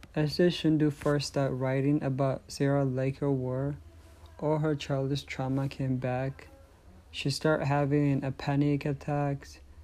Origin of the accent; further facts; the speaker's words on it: Eritrea; moved away; I was born in Eritrea